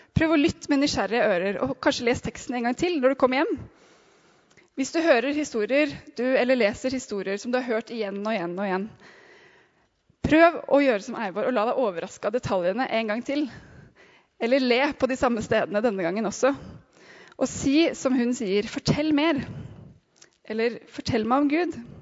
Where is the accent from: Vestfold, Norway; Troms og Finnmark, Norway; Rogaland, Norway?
Vestfold, Norway; Sandefjord; now in Oslo, Norway